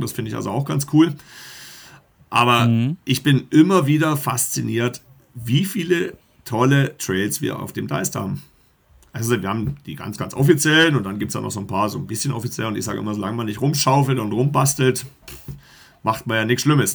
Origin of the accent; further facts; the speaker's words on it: Black Forest, Baden-Württemberg, Germany; moved away as an adult; also born or lived in Egestorf, Barsinghausen, Lower Saxony; now in Barsinghausen, Germany; Wir kommen aus dem Schwarzwald